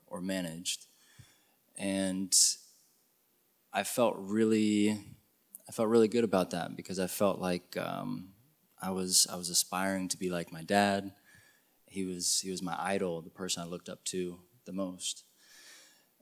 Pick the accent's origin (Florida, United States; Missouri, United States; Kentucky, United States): Kentucky, United States; Lexington; I grew up in Lexington, born and raised